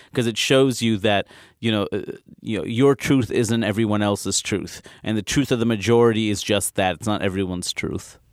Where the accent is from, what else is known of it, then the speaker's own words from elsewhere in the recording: New York City, New York, United States; also born or lived in Maine; I was born and raised in Queens.